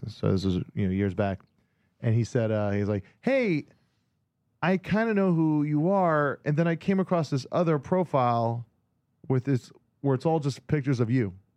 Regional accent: Hawaii, United States; born or raised there; moved away

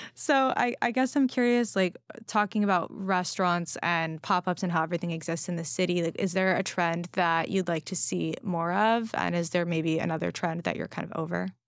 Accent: Los Angeles, California, United States; now in New York City, United States; I grew up in Los Angeles where, you know, weed was legalized

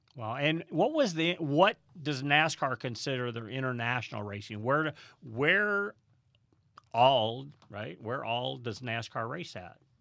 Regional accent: St. Louis, Missouri, United States; I grew growing up in St. Louis, Missouri

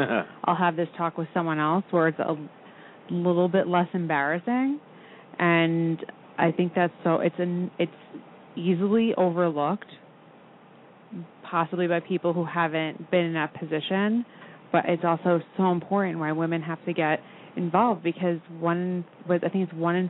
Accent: New York, United States; I grew up on Long Island, I felt like every doctor I ever had growing up was a man.

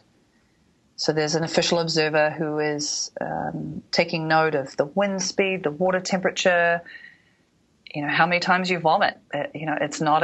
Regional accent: New Zealand; all the years that I was a ballerina growing up in New Zealand

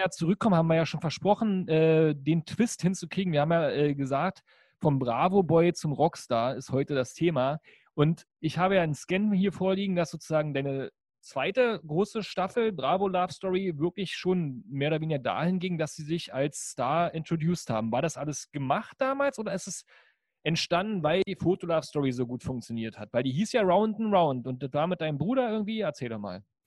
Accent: East Germany, Germany; bei uns in der DDR

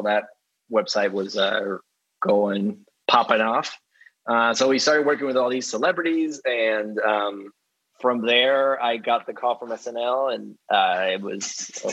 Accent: Dominican Republic; moved away; I grew up in the Dominican Republic

